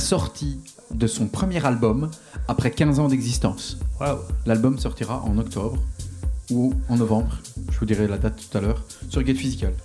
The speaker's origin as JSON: {"language": "French", "town": "Charleroi", "region": "Wallonia", "country": "Belgium", "said": "Je viens bien de Charleroi"}